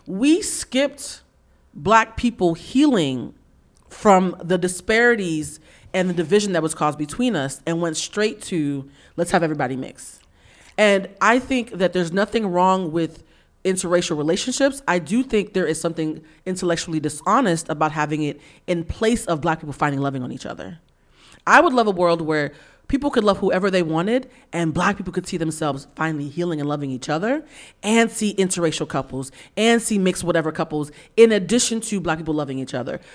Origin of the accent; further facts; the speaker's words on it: East Coast, United States; I grew up in the nineties on the East Coast